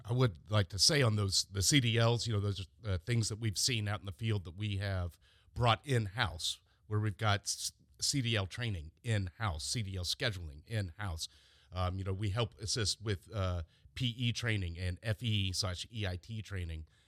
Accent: Mapleton, Georgia, United States; I am from Mapleton

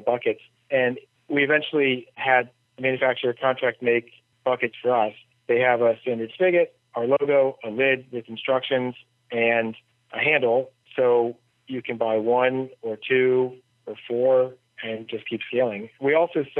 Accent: United States; As an American

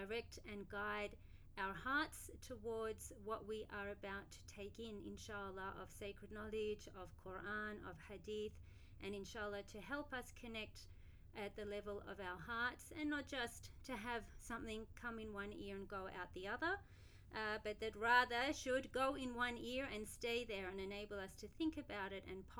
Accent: Australia; now in Abu Dhabi, United Arab Emirates; I'm from Australia and I currently live in Abu Dhabi

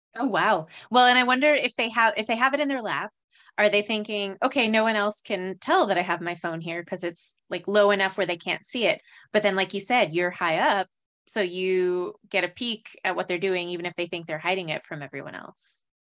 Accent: New Mexico, United States; growing up in New Mexico

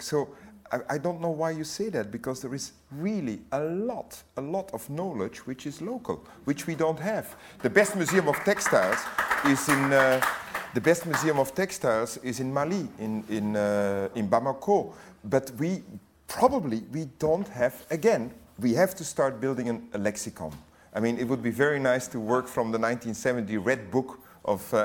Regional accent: Tervuren, Flanders, Belgium; also born or lived in Great Britain; now in United Kingdom; I'm Belgian and I come from Tervuren.

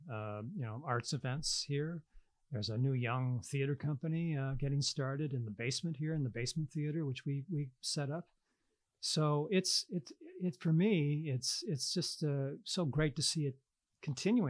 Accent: Rockford, Illinois, United States; moved away; I miss my hometown

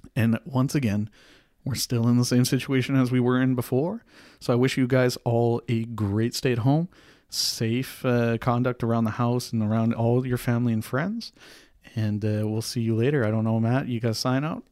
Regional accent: Canada; We are Canadian

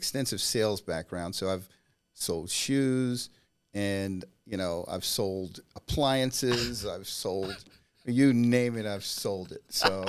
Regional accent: Natchez, Mississippi, United States; also born or lived in Germany; So I grew up in Germany, and around the age of four, we moved from Germany to Mississippi, which is where I was born.

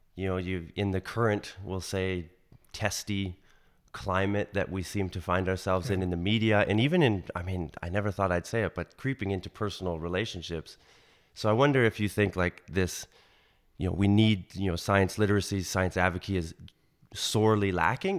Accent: Canada; anyone growing up in Canada when I grew up, you know, the, the nineties, knows Jay Ingram

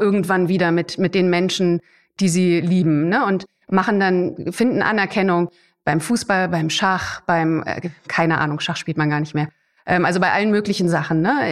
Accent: Germany; bei uns in Deutschland

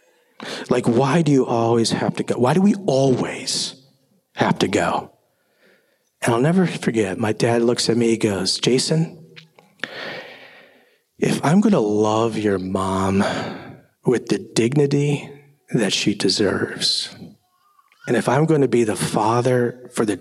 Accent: Minnesota, United States; I grew up in Minnesota

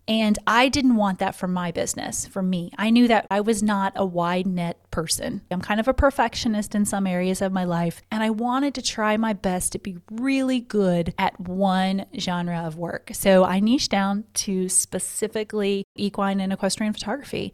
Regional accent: Missouri, United States; now in Florida, United States; When I was a Missouri girl, I also born and raised in Missouri

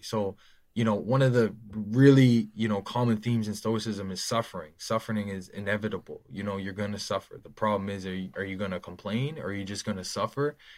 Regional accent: Nova Scotia, Canada; born or raised there

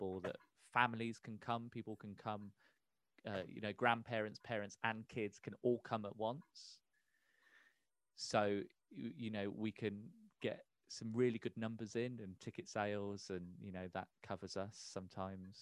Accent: Peterborough, East of England, United Kingdom; So we're both born and raised in Peterborough.

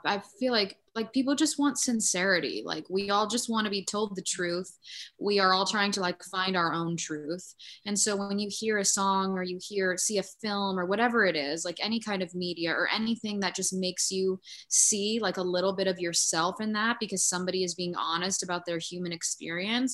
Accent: near Asbury Park, Jersey Shore, New Jersey, United States; I grew up. Really close to Asbury Park in like the town next to it

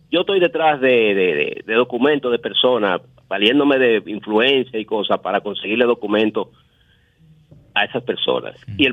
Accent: La Guáyiga, Distrito Nacional, Dominican Republic; Yo soy yo que soy aquí de La Guayiga.

